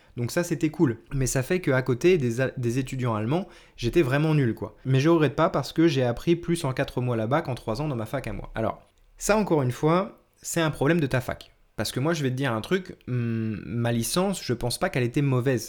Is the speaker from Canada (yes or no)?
no; France; je suis français aussi